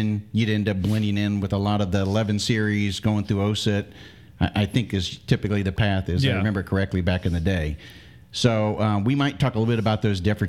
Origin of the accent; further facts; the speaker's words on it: Milton, Florida, United States; I'm originally from Milton, Florida